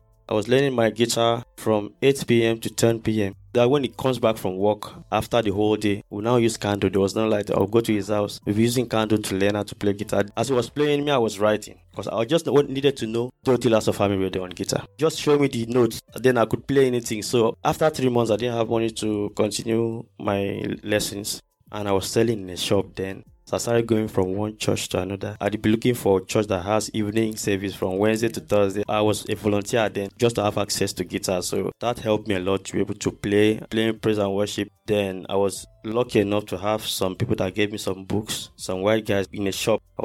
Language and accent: English; Akwa Ibom, Nigeria; moved away as an adult; also born or lived in Port Harcourt, Rivers State / Warri, Delta State; I was born in Port Harcourt, then moved to Akwa Ibom. That's where I did my primary and secondary school